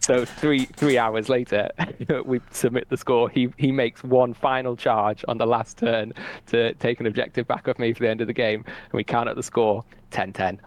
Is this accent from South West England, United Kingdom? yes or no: no; Newcastle upon Tyne, North East England, United Kingdom; I come from Newcastle